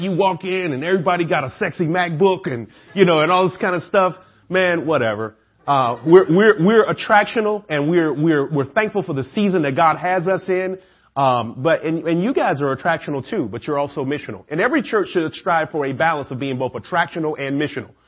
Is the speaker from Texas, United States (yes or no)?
no; Atlanta, Georgia, United States; I'm the only guy from Atlanta